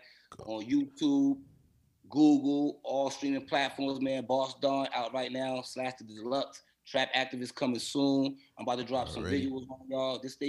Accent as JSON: {"language": "English", "town": "Boston", "region": "Massachusetts", "country": "United States", "said": "I'm from Roxbury, from Blue Hill."}